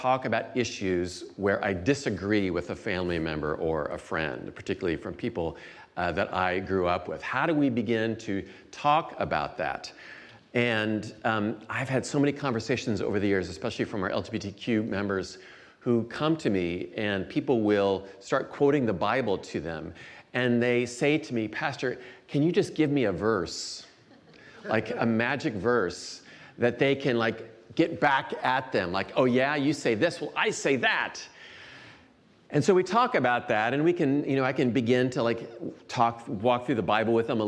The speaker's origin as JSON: {"language": "English", "region": "Iowa", "country": "United States", "tie": "born or raised there", "moved": "as an adult", "lives_now": "Chicago area, United States", "said": "I grew up in Iowa for the first 24 years or so of my life, and then moved to the Chicago area in 1992"}